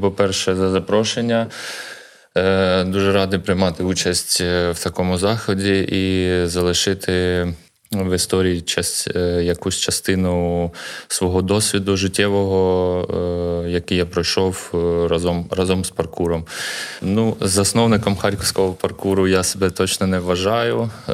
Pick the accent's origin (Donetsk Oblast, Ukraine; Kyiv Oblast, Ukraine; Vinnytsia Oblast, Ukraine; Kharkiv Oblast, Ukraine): Kharkiv Oblast, Ukraine; Kharkiv; я народився в Харкові на Салтівці, це мій рідний район.